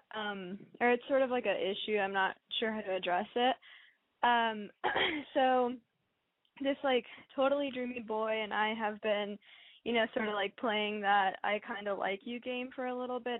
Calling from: Phoenix, Arizona, United States; I'm calling from like the Phoenix area.

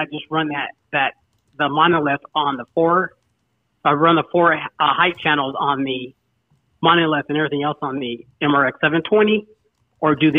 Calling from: Arizona, United States; calling from Arizona

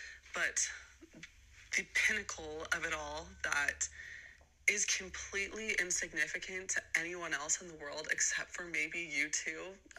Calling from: Utah, United States; I'm calling from Utah.

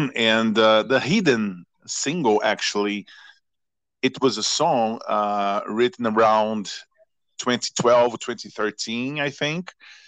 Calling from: Belo Horizonte, Minas Gerais, Brazil; English is a second language; I am speaking from Belo Horizonte, Brazil.

